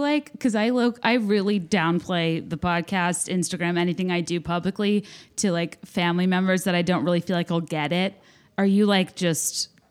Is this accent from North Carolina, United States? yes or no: no; Virginia, United States; I'm from Virginia, went to Cotillion